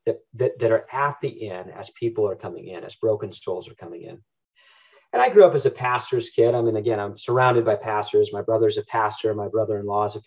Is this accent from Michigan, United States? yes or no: yes; Northern Michigan, United States; We grew up in Northern Michigan